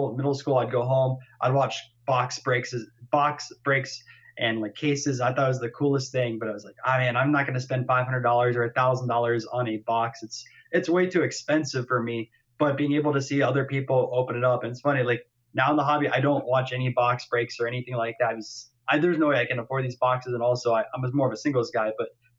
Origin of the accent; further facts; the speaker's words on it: Florida, United States; I'm from Florida